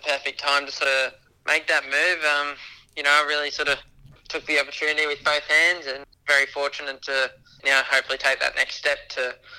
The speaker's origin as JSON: {"language": "English", "town": "Sydney", "region": "New South Wales", "country": "Australia", "tie": "born or raised there", "said": "See, it's a big part of my life growing up in Sydney, and always supporting Dad."}